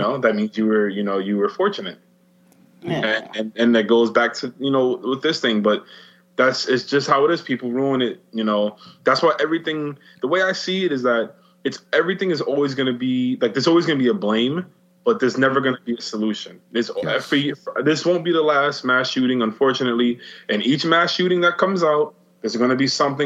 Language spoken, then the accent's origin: English; New York City, New York, United States; as a New Yorker, as someone who's lived here their entire life